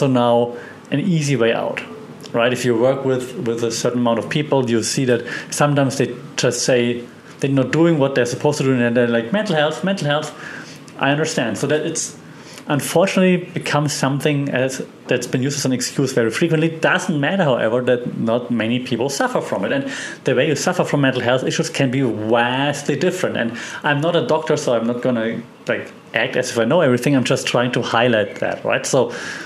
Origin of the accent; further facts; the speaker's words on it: Germany; moved away as an adult; also born or lived in Europe / Australia; now in Thailand; where I'm from Germany